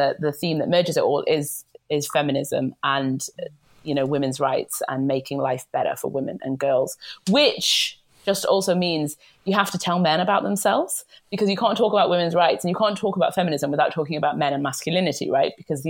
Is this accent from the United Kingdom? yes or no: yes; the north of England, United Kingdom; as a Northerner